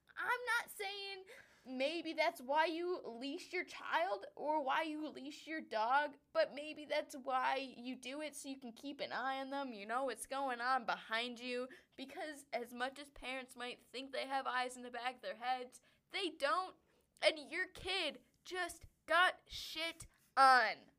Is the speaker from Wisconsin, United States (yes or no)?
yes; Wisconsin, United States; now in Denver, United States; we are from Wisconsin.